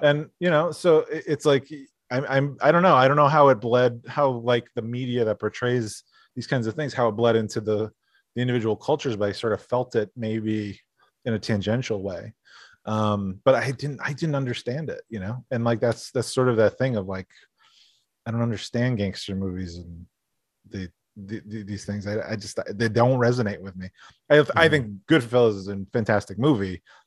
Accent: Scranton, Pennsylvania, United States; I grew up in Scranton, a lot of Italian American and a lot of Irish American kids

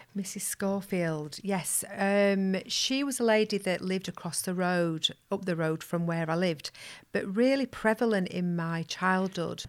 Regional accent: Pudsey, Yorkshire and the Humber, United Kingdom; I'm from Pudsey, West Yorkshire

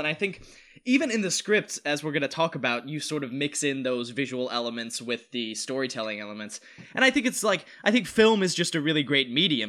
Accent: North Carolina, United States; now in Los Angeles, United States; We're both from North Carolina

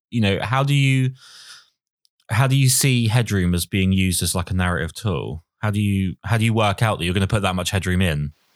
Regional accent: United Kingdom; typically British, where we're all quite reserved and pessimistic

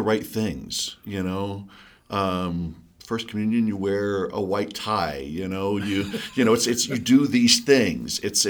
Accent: East Coast, United States; now in Colorado, United States; Yeah, so I love Colorado. I'm from the East Coast, but I'm so glad I found Colorado.

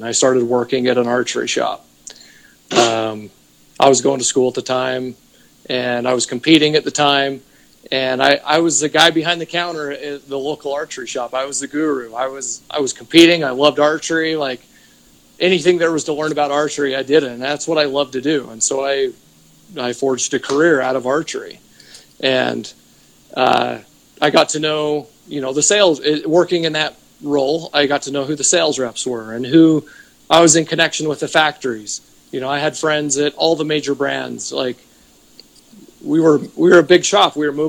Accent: Utah, United States; I'm from Utah

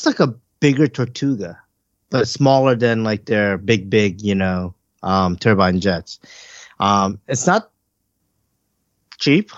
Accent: Northeast, United States; moved away; I grew up in the Northeast. I'm used to four seasons

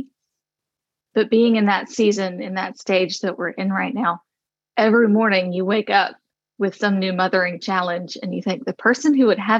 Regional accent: the South, United States; I grew up in the South where cancer is pretty prevalent.

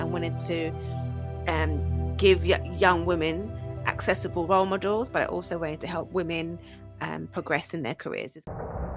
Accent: Essex, East of England, United Kingdom; also born or lived in Archway, North London / Highbury, Islington / Grays / South Ockendon; I grew up spent most of my childhood there, like my secondary school years, um, as an Essex girl

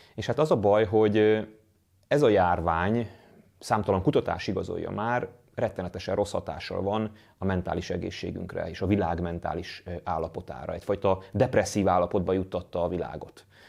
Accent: Hungary; magyarként, magyar társadalomként, magyar nemzetként

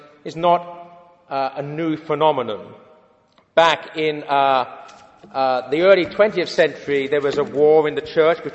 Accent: London, United Kingdom; I was brought up in London

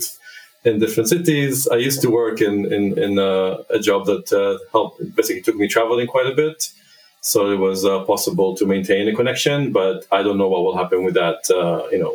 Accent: Israel; moved away; back in my home country, Israel, where I grew up

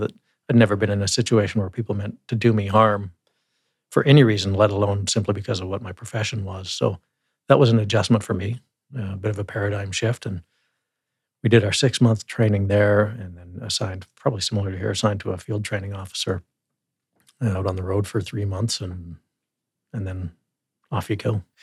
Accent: Claresholm, Alberta, Canada; also born or lived in Calgary; now in Lethbridge, Canada; I'm Southern Alberta boy, as you said. I was born in Calgary, but never lived there

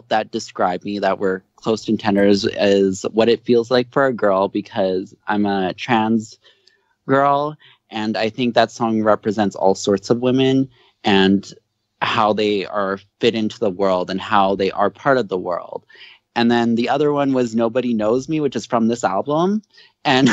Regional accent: Canada; I'm from Canada

